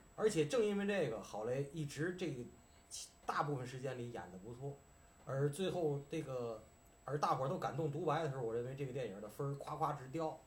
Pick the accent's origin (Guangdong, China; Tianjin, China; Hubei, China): Tianjin, China; accent: Tianjin dialect; 按咱们天津话